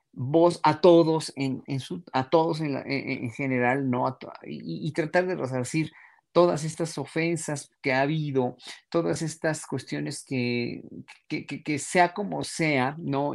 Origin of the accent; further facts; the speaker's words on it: Mexico; nosotros, pueblo mexicano